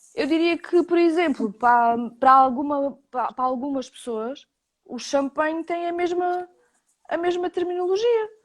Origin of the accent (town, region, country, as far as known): Portugal